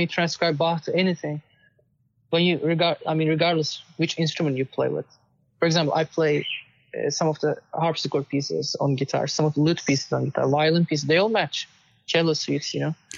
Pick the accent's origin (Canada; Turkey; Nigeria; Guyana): Turkey; Istanbul; moved away as an adult; also born or lived in Austin, Texas / New Jersey; now in United States; I was born in Istanbul and I won many competitions uh, growing up and um, came to United States for my master's